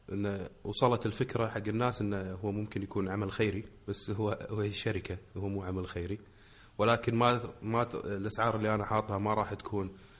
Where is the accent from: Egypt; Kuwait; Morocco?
Kuwait; عندنا بالكويت